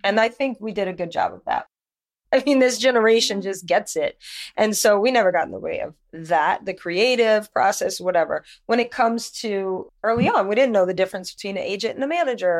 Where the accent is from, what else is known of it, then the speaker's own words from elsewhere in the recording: Louisiana, United States; moved away as an adult; I'm from Louisiana, and I was modeling there, New Orleans, all